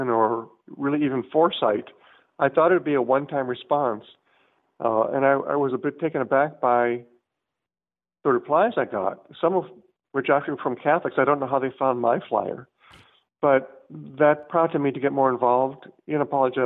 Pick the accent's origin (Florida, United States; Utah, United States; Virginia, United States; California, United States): California, United States; Southern; also born or lived in Chicago; I was brought up in Southern California, live in San Diego